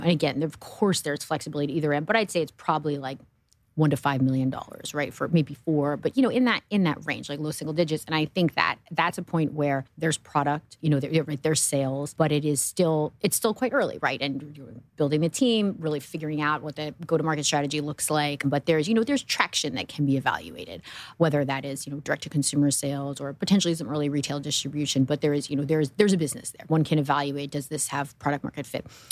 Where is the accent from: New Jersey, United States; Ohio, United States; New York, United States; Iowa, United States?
New Jersey, United States; I grew up in New Jersey